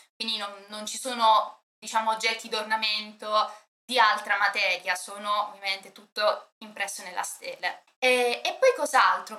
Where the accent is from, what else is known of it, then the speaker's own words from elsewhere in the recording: Apulia, Italy; è nata in Puglia, principalmente nei territori di cui parliamo stasera